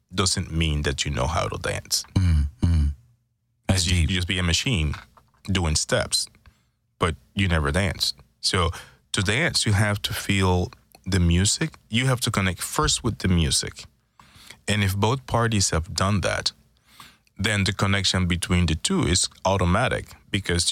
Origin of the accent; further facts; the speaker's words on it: Panama; now in Houston, United States; I am from Panama